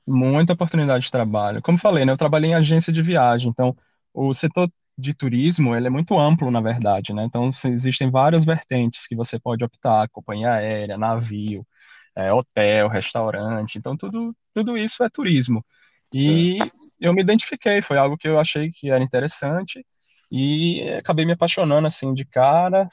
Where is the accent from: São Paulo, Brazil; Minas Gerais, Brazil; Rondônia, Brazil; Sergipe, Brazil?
Sergipe, Brazil; Aracaju; moved away as an adult; also born or lived in Salvador, Brazil / Canada; now in Australia; eu sou, eu sou de Aracaju, né, nascido em Salvador